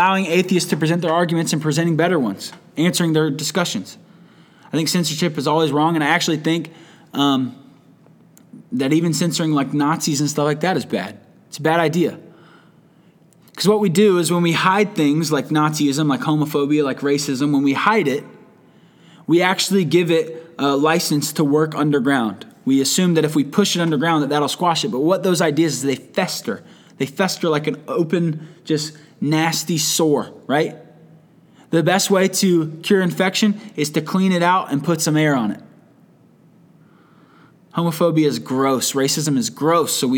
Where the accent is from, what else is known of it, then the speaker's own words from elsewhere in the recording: United States; as an American